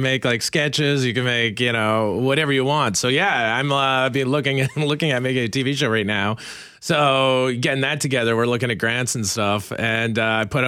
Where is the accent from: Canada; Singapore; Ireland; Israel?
Canada; Saskatchewan; I come from Violet Butte, Saskatchewan